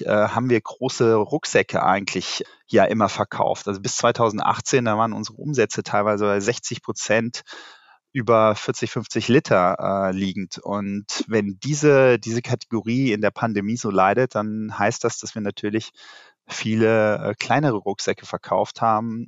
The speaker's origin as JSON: {"language": "German", "region": "Rhineland", "country": "Germany", "tie": "born or raised there", "said": "als gebürtiger Rheinländer drücke ich natürlich dem ersten FC Köln die Daumen"}